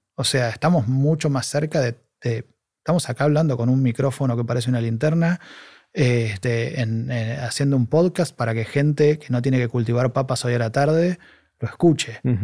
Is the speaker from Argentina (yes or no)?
yes; Argentina; moved away as an adult; now in Spain; yo soy argentino y estoy hace dos años ahí